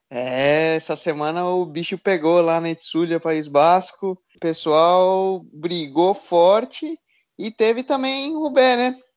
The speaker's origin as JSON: {"language": "Portuguese", "country": "Brazil", "said": "Cara, me enche de orgulho, né? Como brasileiro, você ter essa, essa uhum. referência"}